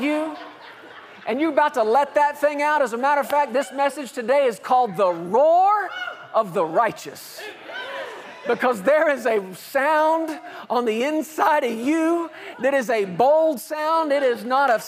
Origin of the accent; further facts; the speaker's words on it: Fort Worth, Texas, United States; I grew up in Fort Worth, Texas